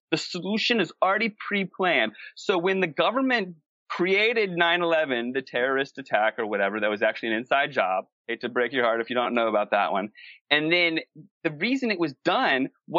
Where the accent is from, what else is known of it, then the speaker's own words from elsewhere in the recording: East Coast, United States; moved away as an adult; also born or lived in Los Angeles / San Diego / Canada; now in Sedona, United States; I grew up on the East Coast.